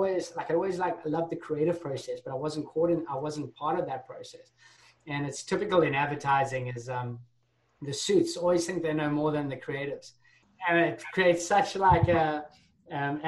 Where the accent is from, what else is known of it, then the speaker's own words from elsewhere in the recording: Durban, KwaZulu-Natal, South Africa; moved away as an adult; also born or lived in London; I grew up in South Africa. So I'm originally from South Africa